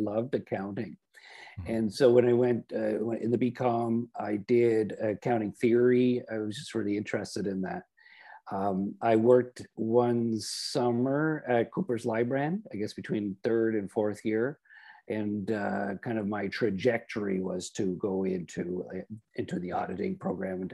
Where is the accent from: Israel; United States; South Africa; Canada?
Canada; Oshawa, Ontario; So I'm from Oshawa, and I was raised on a dairy farm.